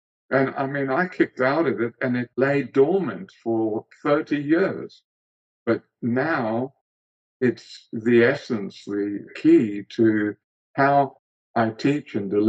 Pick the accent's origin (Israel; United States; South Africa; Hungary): South Africa; Look, I was very sensitive to my environment, you know, unlike a lot of people. And because I was musical, for me, there was no apartheid.